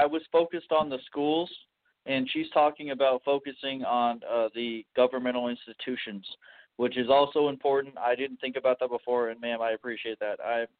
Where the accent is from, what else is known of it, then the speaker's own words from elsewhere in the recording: Champaign, Illinois, United States; also born or lived in Chicago; I'm from Champaign, Illinois.